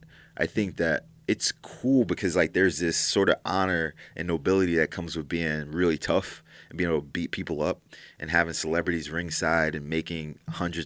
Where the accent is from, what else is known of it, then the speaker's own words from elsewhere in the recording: 17 miles from Philadelphia, New Jersey, United States; moved away; I'm originally from New Jersey. And so I grew up 17 miles from Philadelphia. So somewhere in the Philly, South Jersey